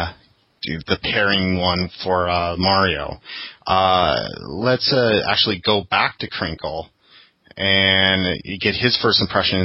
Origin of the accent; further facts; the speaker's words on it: Minnesota, United States; now in San Francisco area, United States; I grew up there